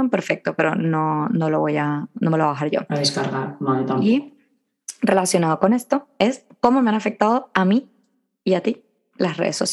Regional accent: Venezuela; moved away; Yo cuando me vine de Venezuela, que tenía todas mis amigas, estaba muy triste porque me había venido tal

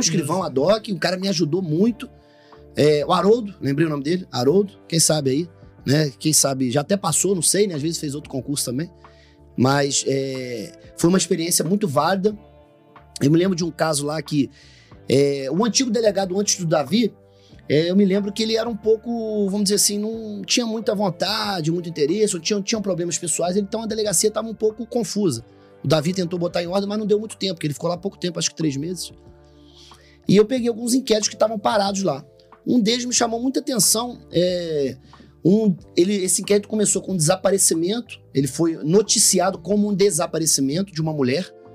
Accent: Rio de Janeiro, Brazil; moved away; sou natural do Rio de Janeiro, é, da cidade do Rio de Janeiro

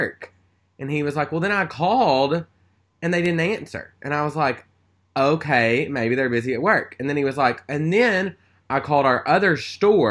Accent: Stuttgart, Arkansas, United States; moved away; my hometown, Stuttgart, Arkansas

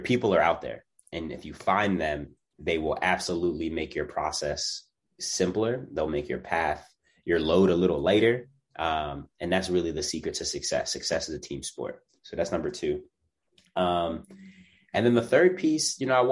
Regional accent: Philadelphia, Pennsylvania, United States; I'm a kid from Germantown

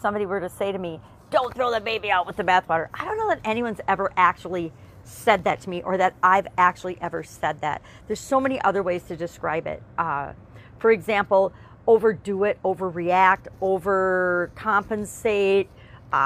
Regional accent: Wisconsin, United States; I'm from Wisconsin. We're big on cheese

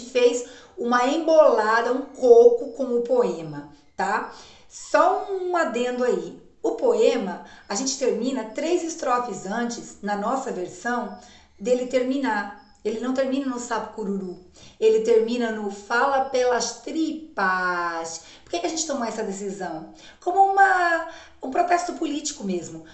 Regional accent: Paraná, Brazil; eu sou metade paraibana, metade paranaense, né? Sou uma paranaense em pé vermelho

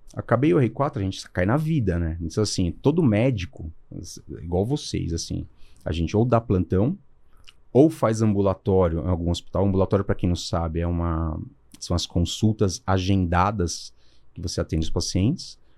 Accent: Brazil; a gente era na classe média, morei sempre lá em Santana

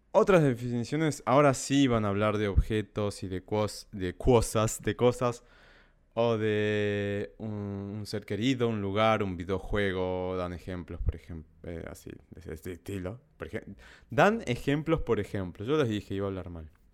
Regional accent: Salta, Argentina; Yo crecí en el campo, en Salta, en medio de la montaña.

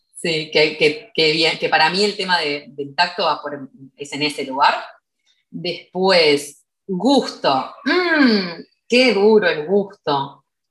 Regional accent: Uruguay; en mi país no hay, eh, como que acá en Uruguay no hay ejército obligatorio

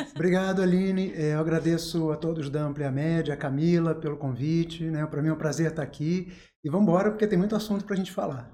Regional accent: Angra dos Reis, Rio de Janeiro, Brazil; moved away as an adult; also born or lived in São Lourenço, Minas Gerais / Valença / Niterói; now in Volta Redonda, Brazil; nasci em São Lourenço, que é uma cidade pequena, cresci em Angra, que é uma cidade pequena, de médio porte

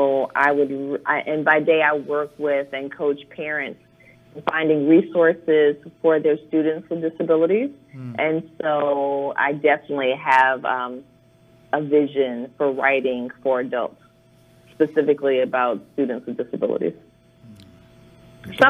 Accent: Chicago, Illinois, United States; now in Anacostia, United States; I grew up there in Chicago, on the south side of Chicago

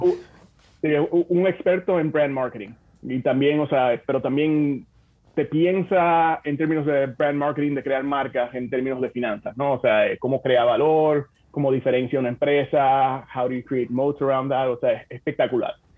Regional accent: Santo Domingo, Dominican Republic; moved away as an adult; also born or lived in Bonao; now in United States; yo nací en Santo Domingo.

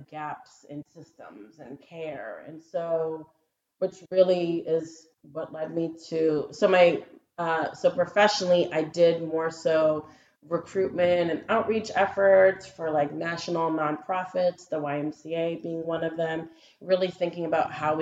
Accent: Methuen, Massachusetts, United States; moved away as an adult; now in Rhode Island, United States; I grew up in Methuen, Massachusetts

